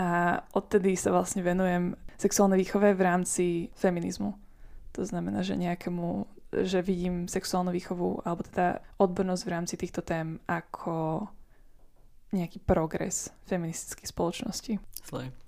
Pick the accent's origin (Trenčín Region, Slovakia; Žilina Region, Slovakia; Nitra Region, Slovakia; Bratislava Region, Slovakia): Bratislava Region, Slovakia; Bratislava; moved away as an adult; also born or lived in United States / England; Pochádzam z Bratislavy.